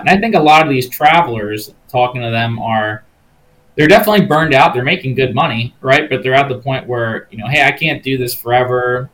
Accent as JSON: {"language": "English", "region": "Maryland", "country": "United States", "tie": "born or raised there", "said": "my home state of Maryland"}